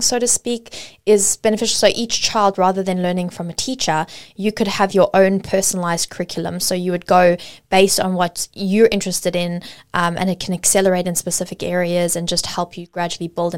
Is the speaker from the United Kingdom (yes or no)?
no; South Africa; now in Australia; I grew up in South Africa before moving to Australia, and my education system was heavily focused, my history was heavily focused primarily on apartheid